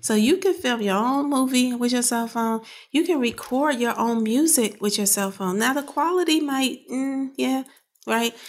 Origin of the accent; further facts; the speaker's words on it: Chicago, Illinois, United States; moved away as an adult; now in Pittsburgh, United States; I grew up in Chicago on the South Side